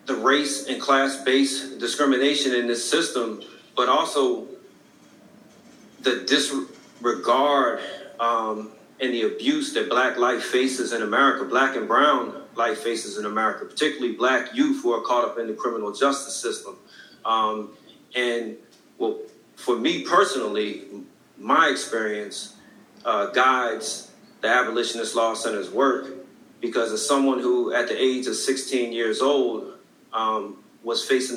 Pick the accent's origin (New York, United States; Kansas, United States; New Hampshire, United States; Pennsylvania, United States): Pennsylvania, United States; Philadelphia; I'm from Philadelphia, Pennsylvania, North Philly. Was born in 1974